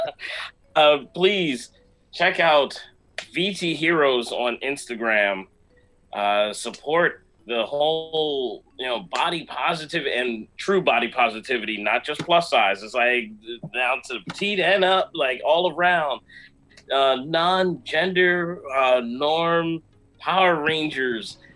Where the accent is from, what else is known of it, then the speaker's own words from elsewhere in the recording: Jamaica; moved away; being a Jamaican